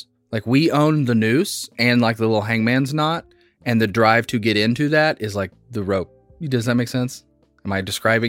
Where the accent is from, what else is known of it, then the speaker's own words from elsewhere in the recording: Midwest, United States; Is that us because we're from the Midwest and it is normal?